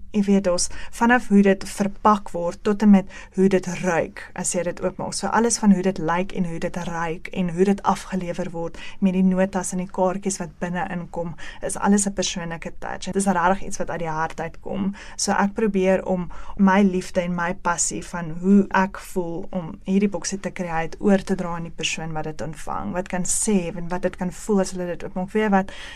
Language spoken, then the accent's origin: Afrikaans; Ventersdorp, North West, South Africa; moved away as an adult; now in Benoni, South Africa; Ek is van 'n baie baie klein dorpie af wat niemand seker nog van gehoor het nie, um, in die Noordweste provinsie Ventersdorp. Ek is daar gebore en grootgeword